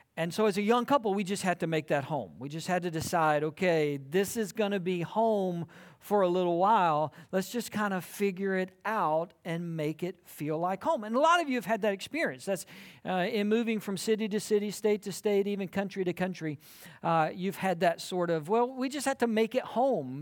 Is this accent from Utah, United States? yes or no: no; South Georgia, United States; moved away as an adult; also born or lived in South Carolina; now in Texas, United States; I grew up in South Georgia, and I went to college in South Carolina